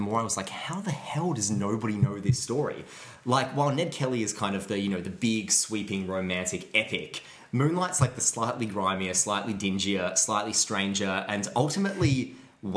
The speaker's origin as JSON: {"language": "English", "town": "Mansfield", "region": "Victoria", "country": "Australia", "tie": "born or raised there", "said": "I grew up in Mansfield"}